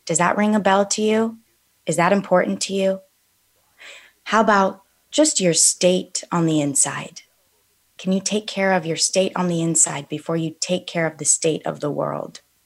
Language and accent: English; Calabasas, California, United States; I grew up in Calabasas